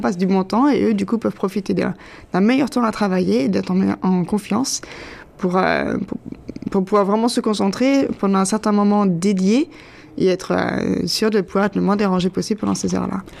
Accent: France; moved away as an adult; now in Toronto, Canada; je viens de France et je suis arrivée au Canada il y a 7 ans

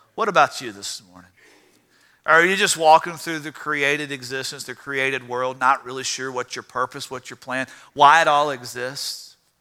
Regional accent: Louisiana, United States; I'm from Louisiana

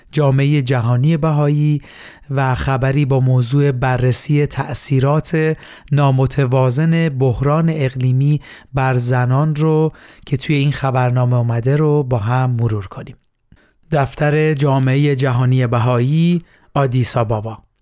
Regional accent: Iran

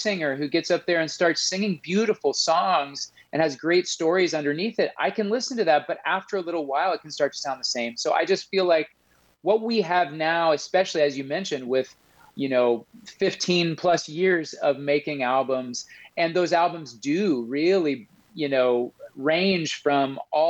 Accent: Midwest, United States; now in Harrisonburg, United States; No, I came and, you know, I moved from the Midwest and came to school here.

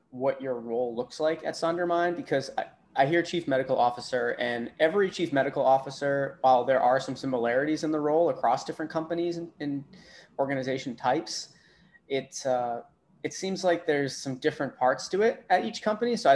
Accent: New England, United States; moved away as an adult; also born or lived in Boston; New England area originally. Mm-hmm. Oh yeah, I just moved here from Boston a couple months ago

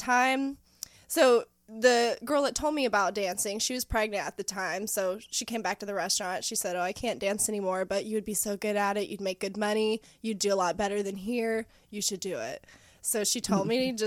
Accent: Knoxville, Tennessee, United States; moved away; also born or lived in Virginia / Ohio; So originally I'm from around here, mm-hmm. The Knoxville area. I have moved out, lived all over the place, all over Virginia, different places in Ohio

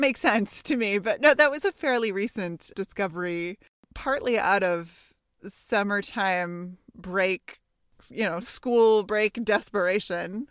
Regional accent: Santa Monica, California, United States; I grew up in Santa Monica, five blocks from the beach.

